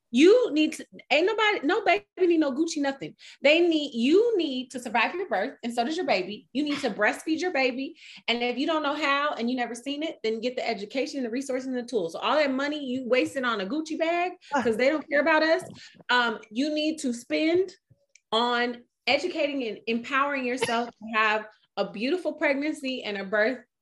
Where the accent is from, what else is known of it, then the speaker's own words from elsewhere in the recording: New York, United States; moved away; also born or lived in California; I'm a New Yorker and I've lived in Cali.